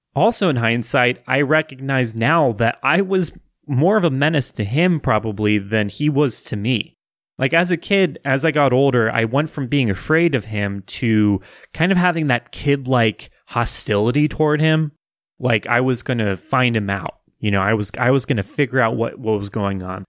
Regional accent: Wichita, Kansas, United States; growing up in Wichita, Kansas

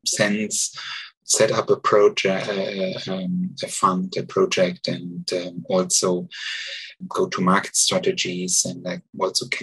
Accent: Germany; English is a second language; moved away as an adult; also born or lived in Luxembourg / Switzerland; now in Zurich, Switzerland; I'm original from Germany

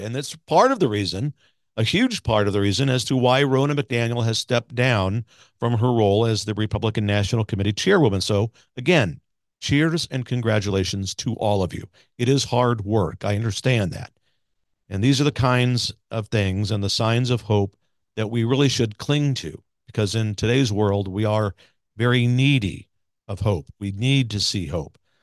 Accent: Missouri, United States; Missouri, my home state

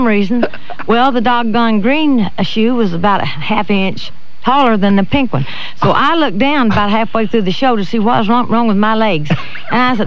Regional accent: Johnson County, Kentucky, United States; moved away; also born or lived in Washington

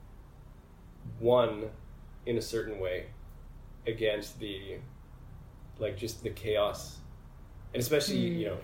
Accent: Edmonton, Alberta, Canada; moved away as an adult; also born or lived in Egypt / Montreal; I was born in Edmonton in Western Canada

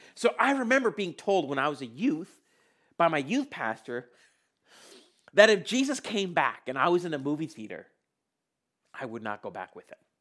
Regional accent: India; I was born in India

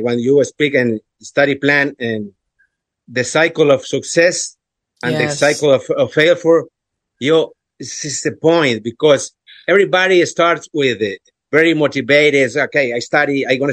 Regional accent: Ecuador; English is a second language; moved away as an adult; now in Cleveland, United States; I am from Ecuador, but now since November 2020, I live in the USA, in Cleveland, Ohio, and almost 3 years here.

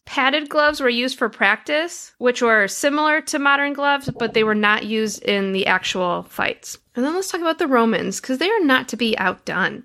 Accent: Detroit, Michigan, United States; where I grew up in Detroit, Michigan

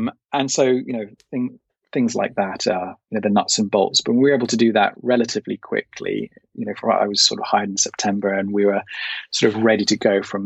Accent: United Kingdom; as a Brit

